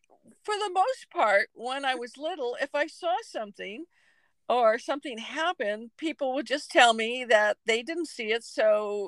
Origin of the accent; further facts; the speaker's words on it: Pacific Northwest, United States; I grew up in the Pacific Northwest. We moved over 30 times.